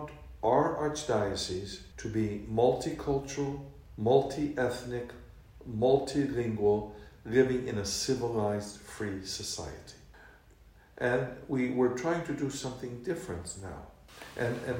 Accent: Florida, United States; moved away as an adult; now in United Kingdom; I'm born and raised in the United States in a multicultural, multi-religious society.

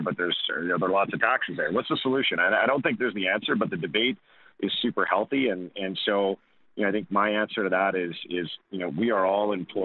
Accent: Canada; as a Canadian

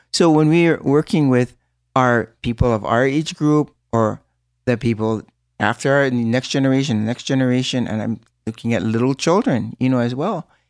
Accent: Hawaii, United States; our language and our, our own beliefs as a Hawaiian people

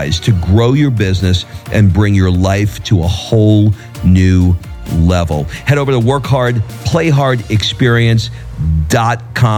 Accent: New York, United States; I'm from New York

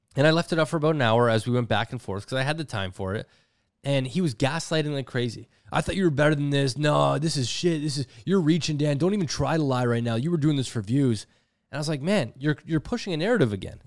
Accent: Canada; as a Canadian TikToker

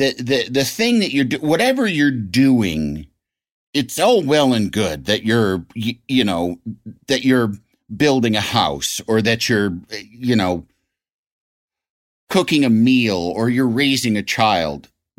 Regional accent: Illinois, United States; My hometown has me and Dennis Hastert.

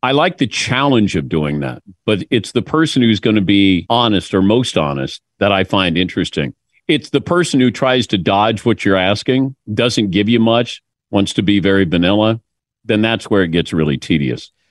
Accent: Mason, Ohio, United States; moved away; this kid who's from Mason, Ohio

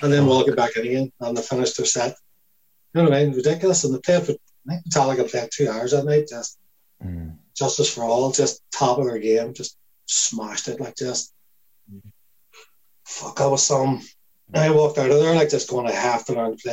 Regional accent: Lurgan, Northern Ireland, United Kingdom

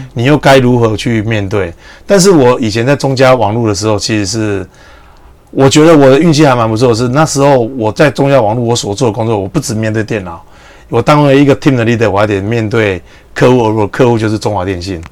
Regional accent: Taiwan; also born or lived in Vietnam; 我作为一个台湾人很佩服

